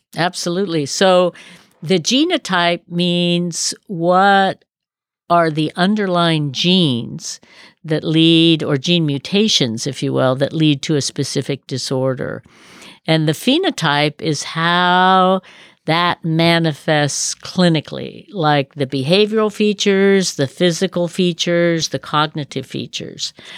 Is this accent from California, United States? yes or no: yes; Berkeley, California, United States; also born or lived in Colorado / Davis, California; I was raised in Berkeley